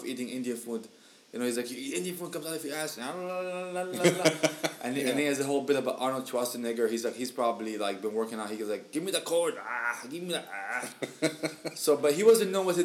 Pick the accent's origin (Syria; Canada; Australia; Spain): Syria; now in Michigan, United States; we're from Syria, you know, but we reside in Michigan